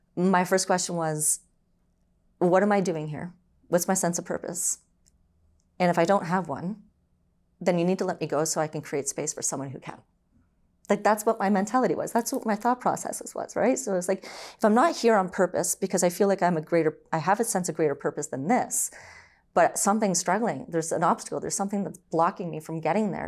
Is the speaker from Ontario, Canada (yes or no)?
yes; Brampton, Ontario, Canada; also born or lived in Orangeville, Ontario; I was born and raised in Ontario, so I was born in Orangeville, and then eventually we moved, um, to Brampton.